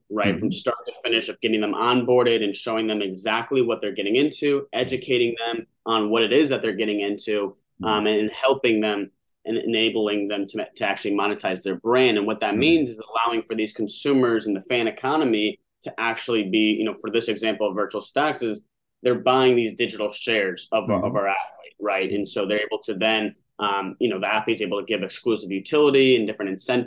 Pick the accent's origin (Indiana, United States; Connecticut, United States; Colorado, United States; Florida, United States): Colorado, United States; Denver; now in Chicago, United States; I'm originally from Denver, Colorado.